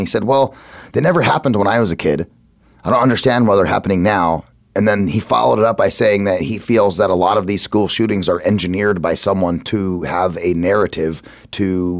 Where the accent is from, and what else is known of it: Phoenix, Arizona, United States; born or raised there